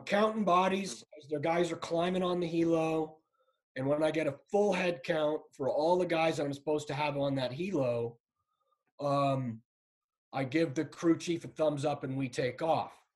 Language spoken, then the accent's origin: English; San Clemente, California, United States; moved away as an adult; I grew up in San Clemente, California